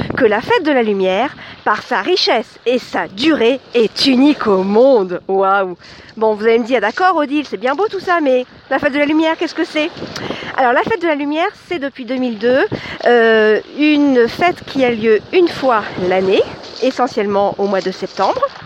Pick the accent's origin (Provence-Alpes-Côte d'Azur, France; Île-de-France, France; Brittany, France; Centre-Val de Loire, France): Centre-Val de Loire, France; Chartres; Chartres, c'est ma ville natale